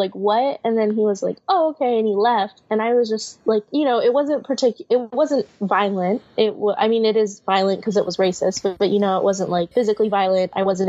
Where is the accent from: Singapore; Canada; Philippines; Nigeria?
Philippines; nobody ever clocks me as Filipino. They always think I'm like Latina.